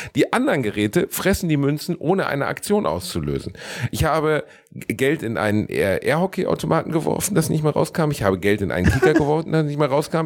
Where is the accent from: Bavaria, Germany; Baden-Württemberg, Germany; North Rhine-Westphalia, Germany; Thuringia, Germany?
North Rhine-Westphalia, Germany; Gelsenkirchen; ich komme aus Gelsenkirchen, da gab es keinen Club